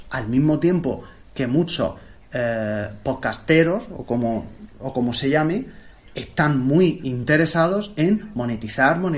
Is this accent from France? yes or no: no; Region of Murcia, Spain; muy propio de los sacapanzas murcianos. Y soy de Murcia.